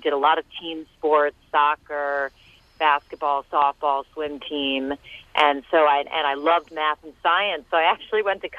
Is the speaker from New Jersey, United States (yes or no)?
yes; New Jersey, United States; Here in Bergen County, New Jersey.